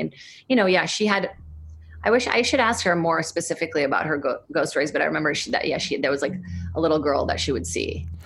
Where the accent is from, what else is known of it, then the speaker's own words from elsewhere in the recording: São Paulo, Brazil; moved away; I grew up in Brazil, in São Paulo